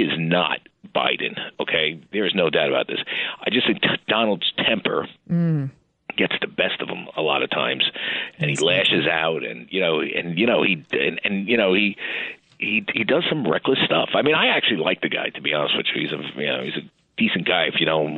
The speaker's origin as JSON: {"language": "English", "town": "New York City", "region": "New York", "country": "United States", "tie": "born or raised there", "said": "I was born in Westchester Square Hospital in the Bronx"}